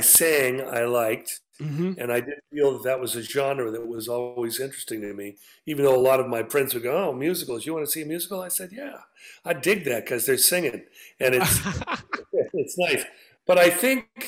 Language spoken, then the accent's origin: English; Santa Barbara, California, United States; I grew up white in Santa Barbara